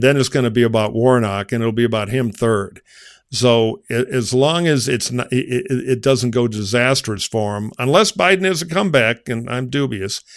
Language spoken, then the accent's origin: English; Michigan, United States; my home state of Michigan